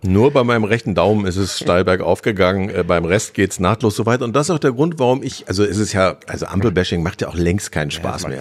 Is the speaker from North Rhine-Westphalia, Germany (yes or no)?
yes; Harsewinkel, North Rhine-Westphalia, Germany; Ich komme aus Hasewinkel, also vom ja. Land